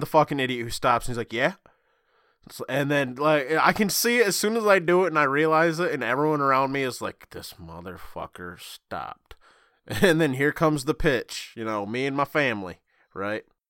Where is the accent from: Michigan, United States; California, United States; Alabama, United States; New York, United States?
Michigan, United States; I'm from Michigan